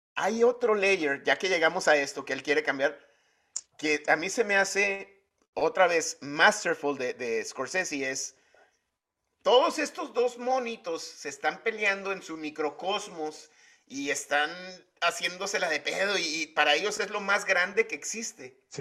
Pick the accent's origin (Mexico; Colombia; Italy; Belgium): Mexico; como mexicano